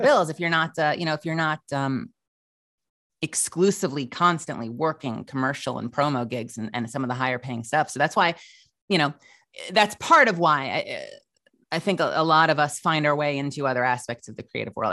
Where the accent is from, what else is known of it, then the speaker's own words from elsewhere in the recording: Huntington Station, New York, United States; also born or lived in Manhattan, New York; raised for the better part of my childhood out on Eastern Long Island